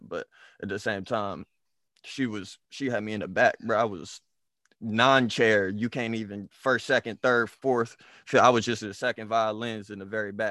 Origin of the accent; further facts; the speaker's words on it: Oklahoma City, Oklahoma, United States; moved away; also born or lived in DMV area; growing up in Oklahoma